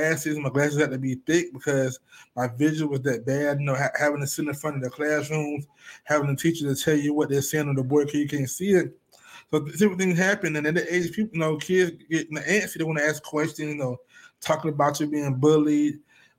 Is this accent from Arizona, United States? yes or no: no; Elizabeth City, North Carolina, United States; now in Charlotte, United States; I'm originally from Elizabeth City, North Carolina. I now reside in Charlotte, North Carolina.